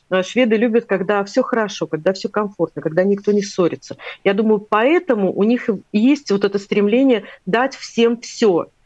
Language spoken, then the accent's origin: Russian; Latvia; Когда при нем назовешь это имя, я когда сказала, что я из Латвии, он, он прямо аж подпрыгнул от